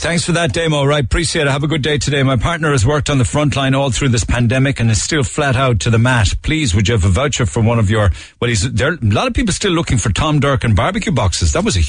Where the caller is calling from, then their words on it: Crosshaven, County Cork, Ireland; moved away as an adult; I listen every day in Minnesota. I'm from Crosshaven, and I came to Duluth, Minnesota in 83 when I was 20 years old. I'm 57 now.